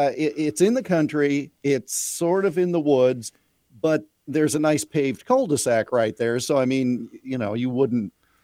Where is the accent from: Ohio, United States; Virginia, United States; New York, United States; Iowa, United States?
Iowa, United States; when I was a little kid, growing up in Central Iowa, it was cold for Halloween one year.